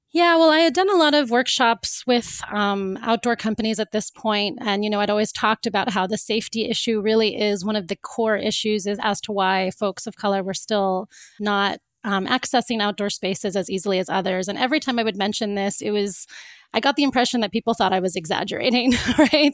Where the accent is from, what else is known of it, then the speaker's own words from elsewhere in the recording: Florida, United States; moved away; also born or lived in Cape Town; I grew up in Florida